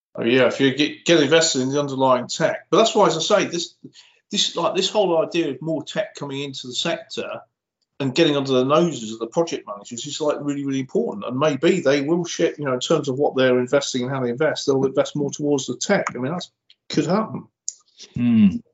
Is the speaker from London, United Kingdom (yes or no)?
no; Cheshire, North West England, United Kingdom; I'm from Cheshire